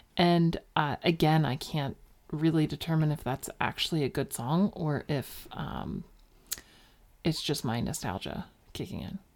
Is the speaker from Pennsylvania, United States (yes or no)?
yes; Philadelphia suburbs, Pennsylvania, United States; I grew up in Philly. I grew up in the Philly suburbs. Delco, represent.